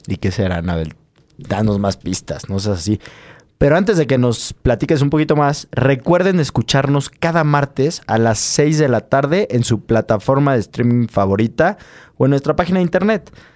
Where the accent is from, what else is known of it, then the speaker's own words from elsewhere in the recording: Mexico; es una plaza que está al sureste de nuestro país